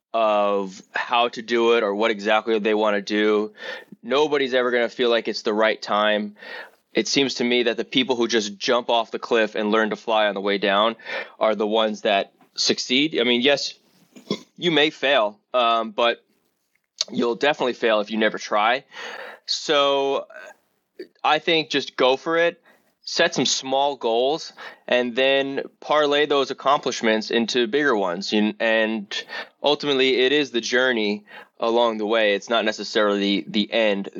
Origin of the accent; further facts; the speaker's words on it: New York City, New York, United States; I grew up in Rockaway. We are in New York City, but we're on the outskirts of it